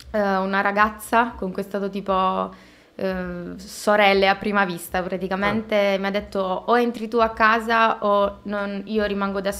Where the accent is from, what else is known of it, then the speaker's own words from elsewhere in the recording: Caltagirone, Sicily, Italy; moved away as an adult; also born or lived in Rome / Bologna; now in Milan, Italy; sono di Caltagirone